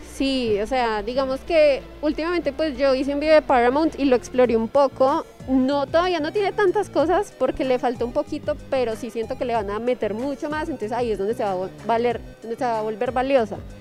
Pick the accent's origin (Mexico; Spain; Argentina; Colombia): Colombia